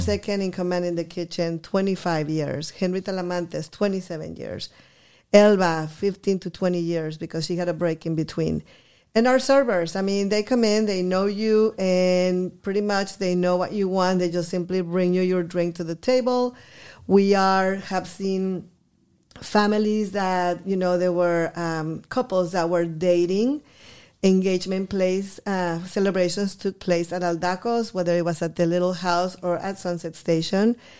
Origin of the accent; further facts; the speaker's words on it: Guadalajara, Jalisco, Mexico; English is a second language; also born or lived in Eagle Pass, Texas; now in Texas, United States; I was born in Guadalajara. I moved here in nineteen seventy-five